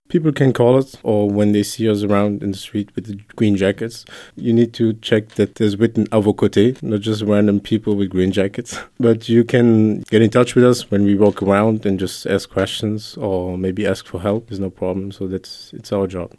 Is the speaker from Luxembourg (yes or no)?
yes; Luxembourg; also born or lived in Brussels; Italian with Congolese origins, born and raised in Luxembourg